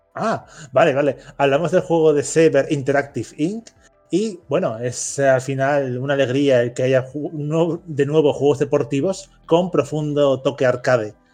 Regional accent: Spain; en España somos muy de Sony. Y digo, somos como parte del colectivo España.

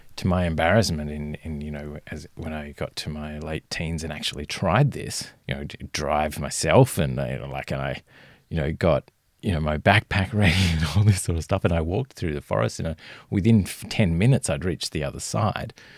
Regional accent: Fremantle, Western Australia, Australia; I grew up in Western Australia and in, uh, Fremantle

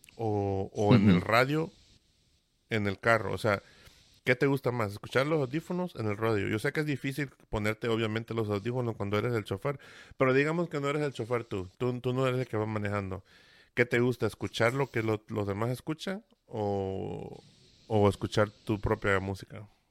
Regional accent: Veracruz, Mexico; yo soy de la del Golfo de México, ¿no? De Veracruz

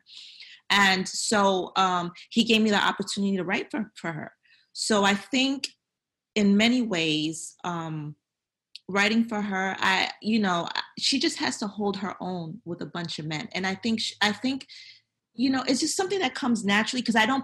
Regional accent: New York City, New York, United States; also born or lived in Honduras; I'm from Brooklyn.

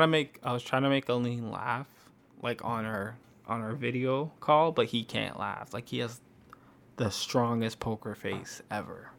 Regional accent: Canada; we're from Canada

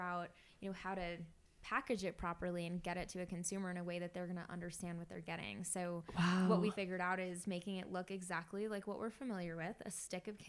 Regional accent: Florida, United States; I grew up in Florida

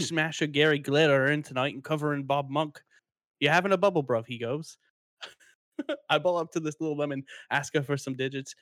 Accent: Kemptville, Ontario, Canada; I'm from Kempville

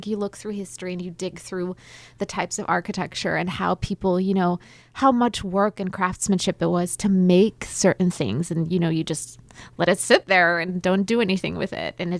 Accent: South Carolina, United States; now in Dallas, United States; I'm from South Carolina, and then I lived in Roswell for a while, and now I'm here in Dallas.

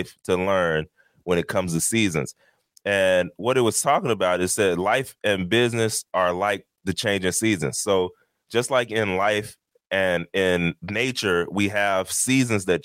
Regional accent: Texas, United States; now in New Jersey, United States; I'm from Texas

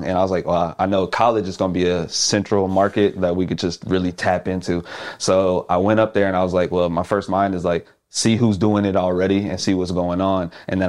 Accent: Houston, Texas, United States; Yeah, so back home, I'm from Houston.

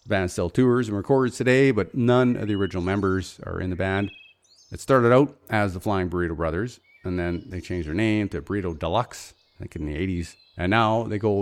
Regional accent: Fort Nelson, British Columbia, Canada; now in Okanagan, Canada; growing up in Fort Nelson

